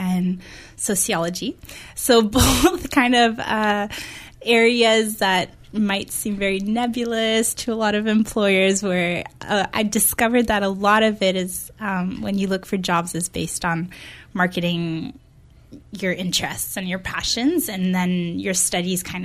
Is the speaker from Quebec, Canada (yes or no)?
yes; Montreal, Quebec, Canada; moved away as an adult; now in Victoria, Canada; I'm from Montreal, so that's where I did my undergrad